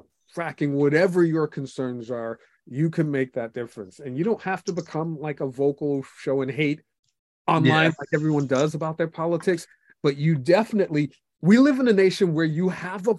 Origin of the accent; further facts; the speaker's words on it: United States; even though I am a Christian, I'm an American